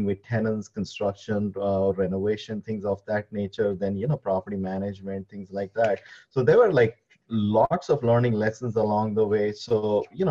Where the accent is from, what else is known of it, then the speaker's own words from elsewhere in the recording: India; moved away as an adult; now in United States; I am from India